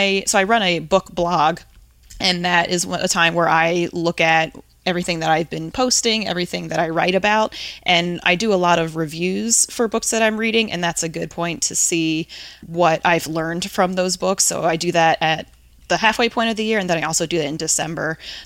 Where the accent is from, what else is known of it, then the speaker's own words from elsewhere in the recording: New Jersey, United States; now in Cincinnati, United States; So I'm originally from the East Coast, grew up in Jersey and went to school in Virginia